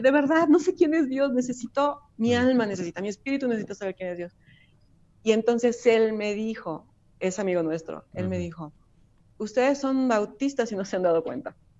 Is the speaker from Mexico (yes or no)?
yes; Mexico; also born or lived in Puebla; soy mexicana